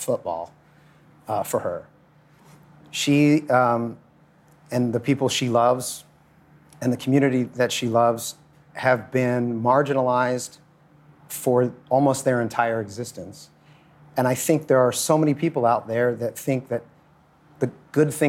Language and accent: English; United States; I'm American